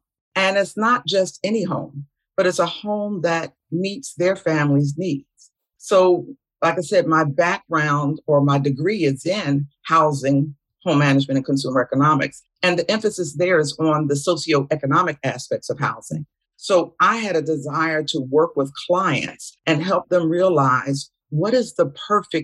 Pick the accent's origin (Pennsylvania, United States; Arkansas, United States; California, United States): Pennsylvania, United States; Philadelphia; from Philadelphia, Pennsylvania, the city of brotherly love